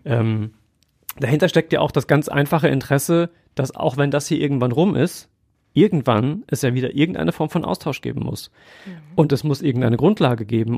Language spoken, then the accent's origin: German; Germany; wir als Deutsche